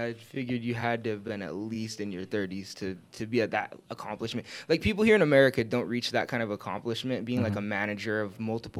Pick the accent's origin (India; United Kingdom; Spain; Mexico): India; moved away as an adult; I was like a manager of like a 25 person team for 3 years, and then I moved from India, been here for two years